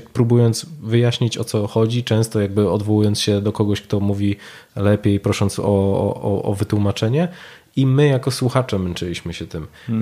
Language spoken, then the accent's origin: Polish; Poland; my z Polski